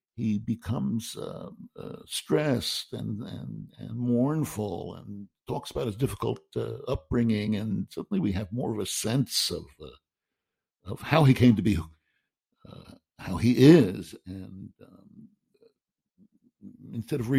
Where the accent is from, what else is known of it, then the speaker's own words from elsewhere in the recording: New York City, New York, United States; I'm a Jew from Queens.